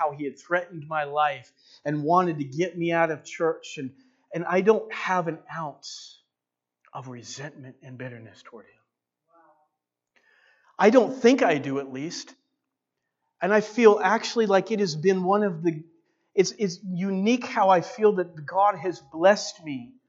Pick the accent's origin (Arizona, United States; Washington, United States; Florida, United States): Washington, United States; Walla Walla; now in Enterprise, United States; I grew up in Walla Walla